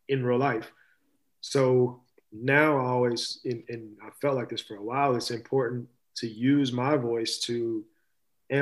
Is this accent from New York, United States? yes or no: no; Louisville, Kentucky, United States; I'm from Louisville, Kentucky. I take great pride